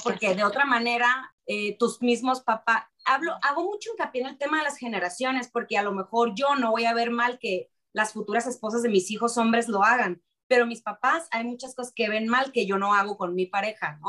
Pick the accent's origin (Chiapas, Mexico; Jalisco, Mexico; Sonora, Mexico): Sonora, Mexico; de donde yo vengo, de que es de Sonora